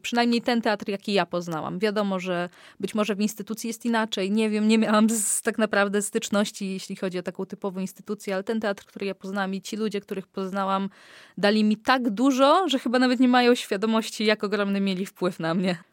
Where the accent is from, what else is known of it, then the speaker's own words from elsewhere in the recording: Olecko, Warmian-Masurian Voivodeship, Poland; pochodzę z Olecka